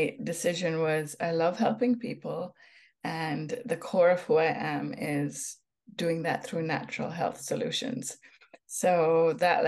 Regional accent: Jamaica; also born or lived in Hamilton, Ontario, Canada; now in Canada; growing up in Jamaica, I had wonderful opportunities like picking herbs from gardens, watching mangoes fall from trees.

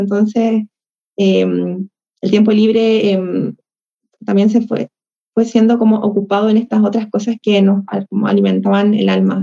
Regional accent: Chile; acá yo soy, soy de Chile

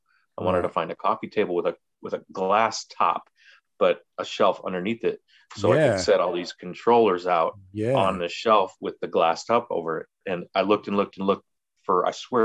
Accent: Chicago, Illinois, United States; growing up in the Chicagoland area in the 90s

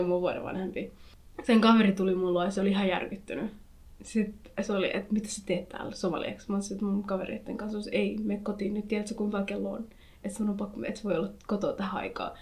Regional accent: Finland; mä oon syntynyt Suomessa, mä oon kasvanut Suomessa ja mä tiedän Suomen kulttuurin

